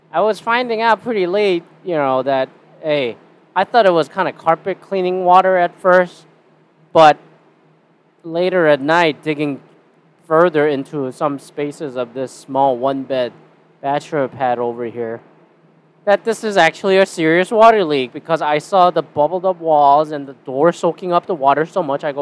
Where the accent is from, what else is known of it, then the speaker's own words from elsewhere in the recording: Canada; And I'm Canadian.